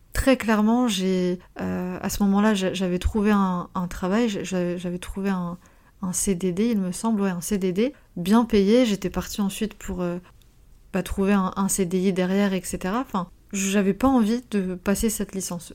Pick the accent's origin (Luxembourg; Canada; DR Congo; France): France; also born or lived in North Macedonia; je suis pas je suis pas née en France, je suis née en Macédoine, euh, je suis serbo-croate et je suis arrivée à l'âge de, de, 3 ans en, France